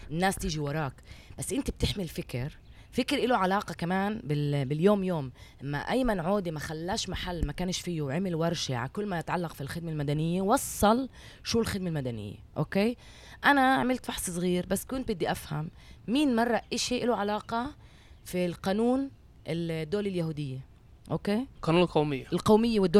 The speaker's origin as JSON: {"language": "Arabic", "country": "Palestine", "said": "البعد اللي عم بيكون بقلب المجتمع بيناتنا احنا كفلسطينيين"}